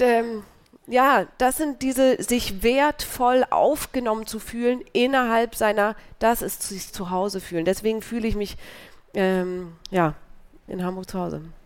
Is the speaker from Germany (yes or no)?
no; Switzerland